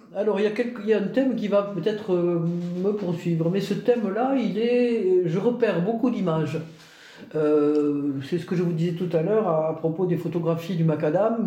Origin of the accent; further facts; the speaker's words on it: Albi, Occitania, France; also born or lived in Toulouse; je suis native d'Albi, euh, qui est la ville quand même de Toulouse-Lautrec